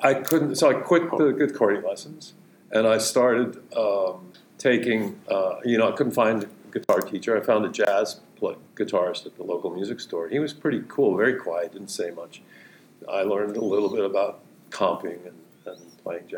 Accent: San Carlos, California, United States; also born or lived in Houston, Texas; San Carlos, California. Peninsula, Bay Area

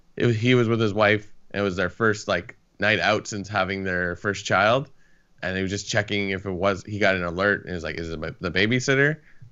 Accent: Vancouver, Washington, United States; It's like, no, I'm from the Couve.

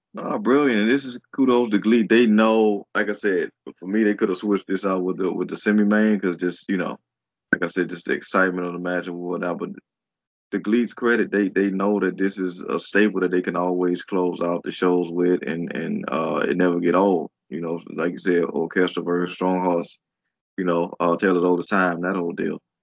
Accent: United States; as an American fan

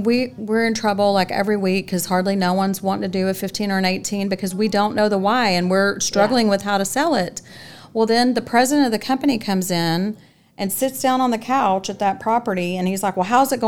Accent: Louisiana, United States; now in Dallas-Fort Worth, United States; I'm from Louisiana, and we're just very passionate people

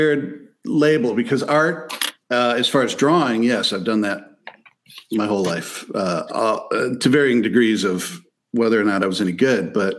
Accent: White Lake, Michigan, United States; also born or lived in Florida; I grew up in White Lake, where I am right now. I'm not 2 miles from where I grew up.

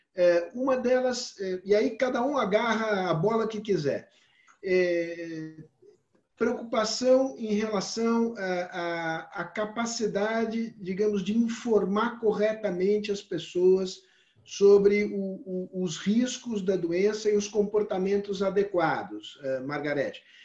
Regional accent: Brazil; eu, como brasileiro

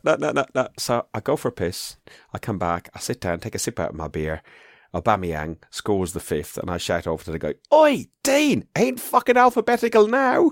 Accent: Ireland; I'm proud of being Irish

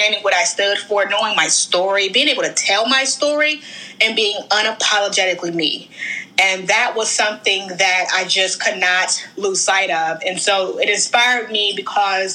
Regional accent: Washington, District of Columbia, United States; also born or lived in National Harbor; I'm originally from the wonderful Washington, D.C., born and raised

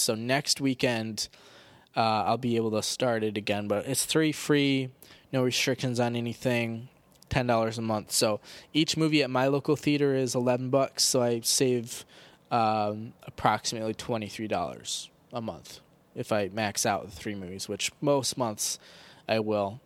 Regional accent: United States; 'cause we're American

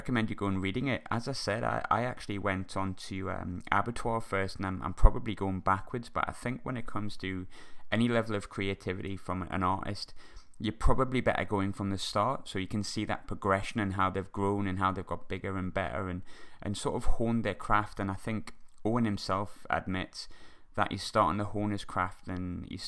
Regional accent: Sunderland, North East England, United Kingdom; my hometown of Sunderland

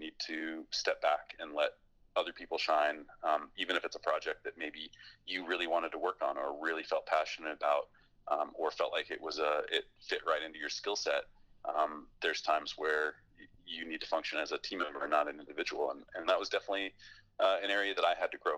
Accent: Fairbanks, Alaska, United States; I grew up in Alaska, and I grew up snowboarding there

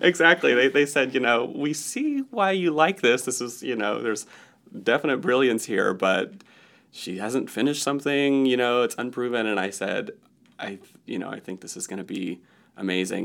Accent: Newnan, Georgia, United States; moved away as an adult; also born or lived in Chicago; I grew up in Noonan, Georgia, which is thirty miles south of Atlanta

